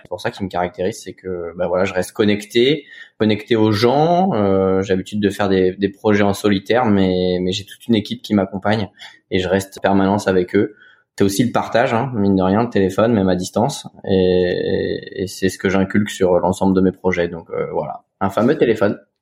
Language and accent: French; Cancale, Brittany, France; also born or lived in Saint-Malo; moi je suis originaire de Cancale. Alors je suis né à Saint-Malo, originaire de Cancale, Bretagne